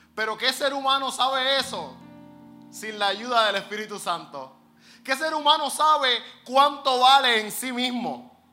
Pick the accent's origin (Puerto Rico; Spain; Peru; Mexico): Puerto Rico; Nosotros somos unos negociantes puertorriqueños, astutos, avispados